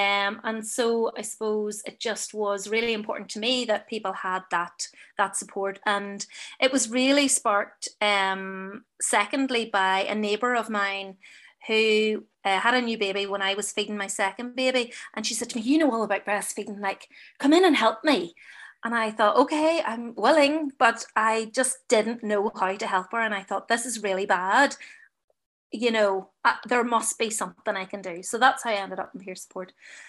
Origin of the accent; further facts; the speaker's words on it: Enniskillen, Northern Ireland, United Kingdom; And I'm from Enniskillen, as I said earlier. So, you know, I want a group in Enniskillen.